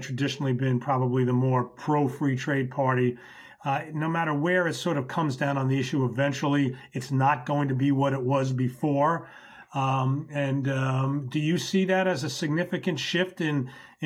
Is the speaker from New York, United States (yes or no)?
yes; New York, United States; I can think as a New Yorker